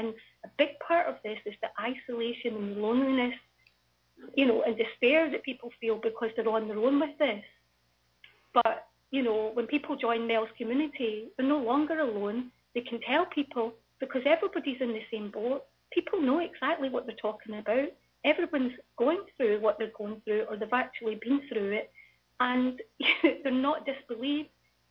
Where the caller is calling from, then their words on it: Scotland, United Kingdom; I'm actually phoning from Scotland